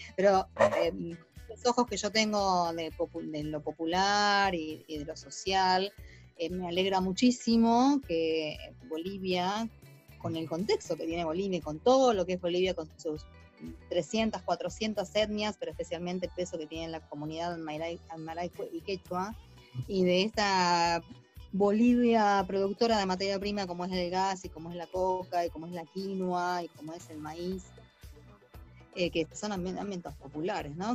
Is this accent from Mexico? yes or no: no; Buenos Aires, Argentina; nosotros en Buenos Aires somos totalmente europeizados